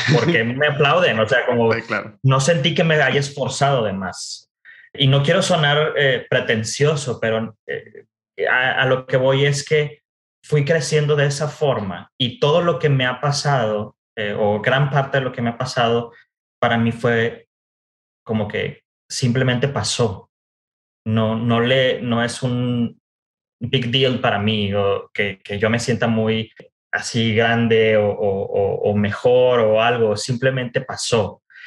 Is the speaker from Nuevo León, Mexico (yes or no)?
yes; Monterrey, Nuevo León, Mexico; moved away as an adult; also born or lived in United States / Mexico City / France; soy originario de Monterrey. Vaya, eh, eh, es, es algo importante mencionarlo porque gran parte de mi historia está relacionada con la cultura regiomontana. Entonces, nací y crecí